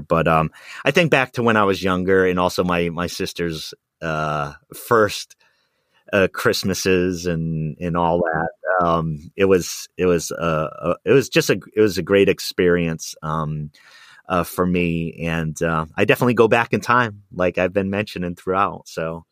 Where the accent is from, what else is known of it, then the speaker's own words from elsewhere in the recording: Rhode Island, United States; also born or lived in Wisconsin; now in Pacific Northwest, United States; where I grew up in Rhode Island in the city